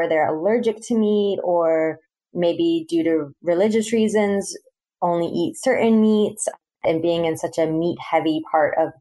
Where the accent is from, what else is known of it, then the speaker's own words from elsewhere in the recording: Central Florida, United States; moved away as an adult; also born or lived in Boston; now in Northwest Arkansas, United States; I'm originally from Central Florida, and so I have grown up with, you know, Southern foods